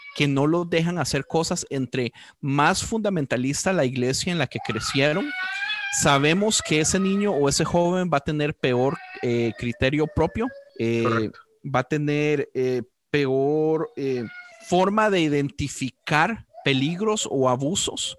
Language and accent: Spanish; Costa Rica; yo como costarricense